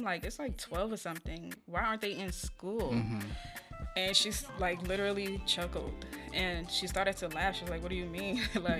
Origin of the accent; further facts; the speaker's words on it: Liberia; also born or lived in Ghana; So Martha Loren Foundation, I'm originally from Liberia and Ghana.